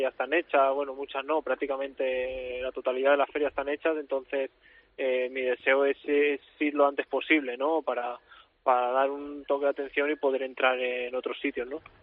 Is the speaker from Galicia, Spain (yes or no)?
no; Catalonia, Spain; mi pueblo